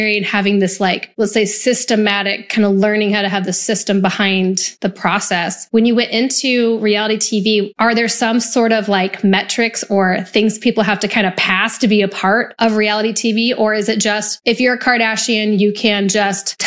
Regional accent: Nebraska, United States; I grew up in Nebraska, so UP, Union Pacific, held great jobs

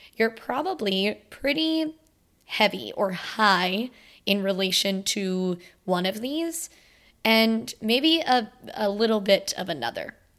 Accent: Florida, United States; I'm from Florida

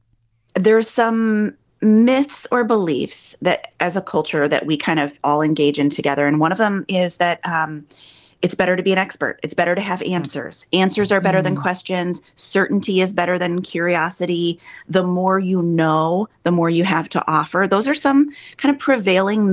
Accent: Midwest, United States; moved away as an adult; now in New York, United States; I'm a Midwesterner

